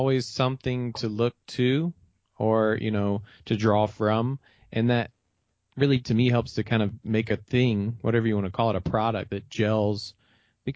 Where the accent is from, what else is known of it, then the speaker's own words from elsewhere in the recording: Memphis, Tennessee, United States; where I came from growing up in Memphis or growing up in Tennessee